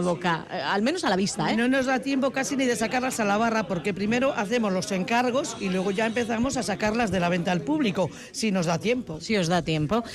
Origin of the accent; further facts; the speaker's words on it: Galicia, Spain; also born or lived in Zaramaga, Vitoria-Gasteiz; now in Vitoria-Gasteiz, Spain; como buena gallega